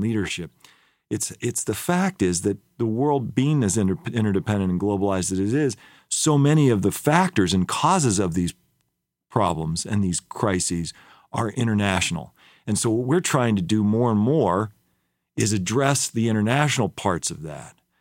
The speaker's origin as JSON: {"language": "English", "country": "United States"}